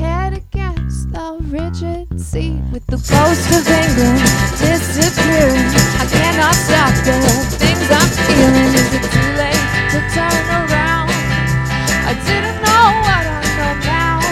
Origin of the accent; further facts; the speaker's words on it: Los Angeles, California, United States; It's actually the street I grew up on